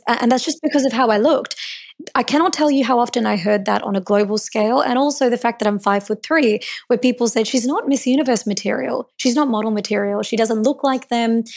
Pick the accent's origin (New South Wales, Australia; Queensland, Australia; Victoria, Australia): Victoria, Australia; Melbourne; so I was born in Melbourne, and I was born to Indian immigrants